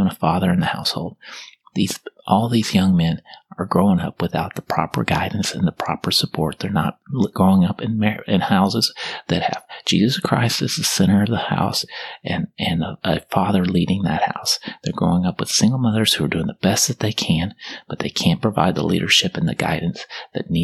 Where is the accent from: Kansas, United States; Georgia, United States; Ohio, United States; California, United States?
Kansas, United States; now in Texas, United States; I'm from Kansas, and apparently I grew up there.